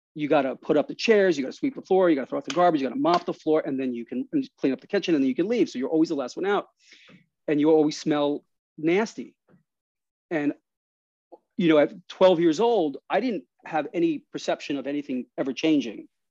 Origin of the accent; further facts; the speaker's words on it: New York City, New York, United States; I grew up in Astoria, Queens